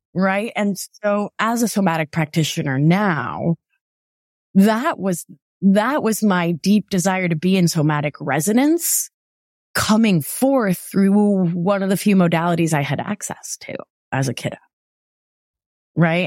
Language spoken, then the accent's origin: English; Providence, Rhode Island, United States; moved away; growing up in Providence